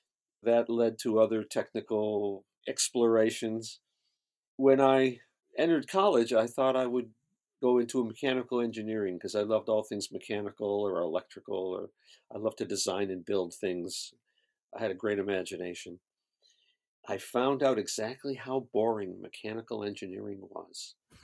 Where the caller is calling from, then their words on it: Los Angeles, California, United States; I'm in Los Angeles, California.